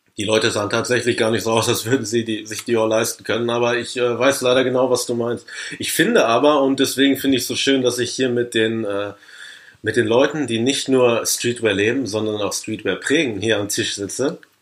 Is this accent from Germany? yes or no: yes; Paderborn, North Rhine-Westphalia, Germany; meiner Heimatstadt Paderborn.